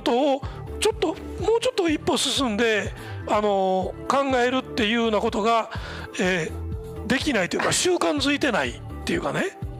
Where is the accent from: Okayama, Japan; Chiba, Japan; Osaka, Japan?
Osaka, Japan; accent: Osaka dialect; 大阪弁で喋ってる